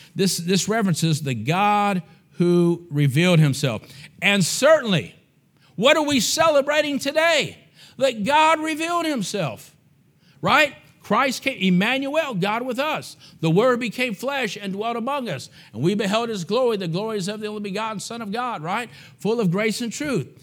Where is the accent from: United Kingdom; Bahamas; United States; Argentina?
United States; I'm an American.